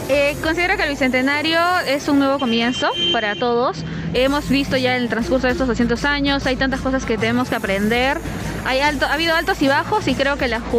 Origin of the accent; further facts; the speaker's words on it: Peru; Más que una festividad cultural, para mí es un avance, un progreso como peruanos, en sentirse orgulloso frente a cualquier adversidad que nos ha presentado